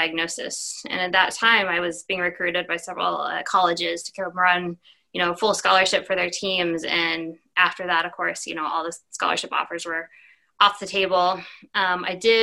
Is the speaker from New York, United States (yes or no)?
no; Plano, Texas, United States; I was born and raised right outside of Dallas, Texas, in Plano